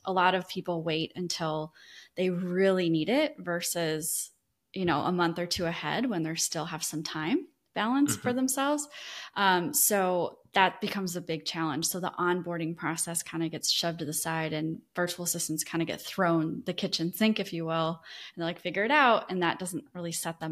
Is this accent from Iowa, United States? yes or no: yes; Iowa, United States; moved away as an adult; now in Destin, United States; I grew up in Iowa